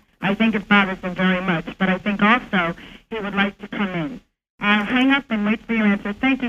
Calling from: Stewartsville, New Jersey, United States; And I'm from Stuartsville, New Jersey.

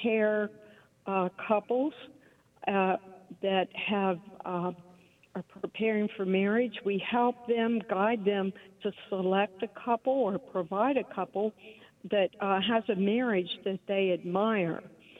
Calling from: Houston, Texas, United States; I'm calling from Houston, Texas. I'm a director of family life at Christ the Redeemer Catholic Church in Houston.

